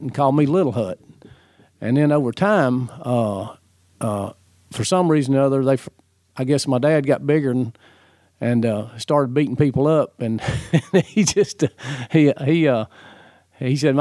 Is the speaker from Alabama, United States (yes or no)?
yes; Birmingham, Alabama, United States; I was born in Alabama, in Birmingham, Alabama. I grew up in Alabama.